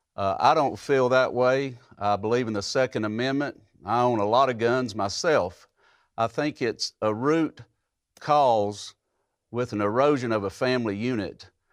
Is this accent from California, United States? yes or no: no; Hamilton County, Tennessee, United States; I grew up in Hamilton County. I've lived here my entire life.